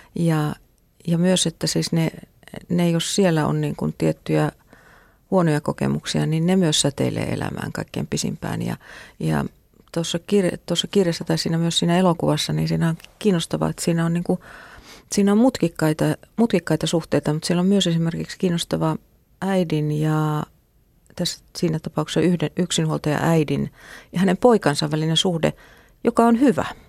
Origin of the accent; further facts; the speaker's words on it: Mänttä, Pirkanmaa, Finland; mä oon tota, kotosin Mäntästä